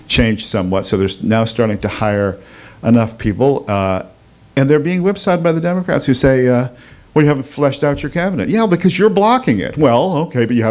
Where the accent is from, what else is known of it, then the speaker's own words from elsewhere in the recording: United States; as an American